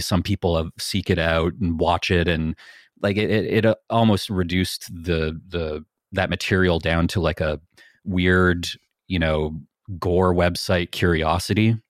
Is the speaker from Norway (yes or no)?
no; Niagara, Ontario, Canada; I grew up in Niagara and we're right next to the Welland Canal